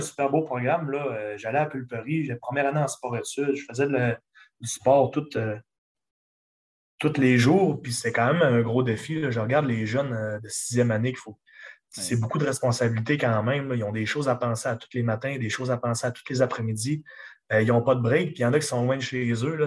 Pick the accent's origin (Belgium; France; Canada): Canada; Chicoutimi, Quebec; accent: Lac-Saint-Jean; je viens de Chicoutimi directement, sauf que toute ma famille vient du lac. Quand on m'entend parler, quand on me voit agir, je, ressemble, ressemble, beaucoup d'un gars du lac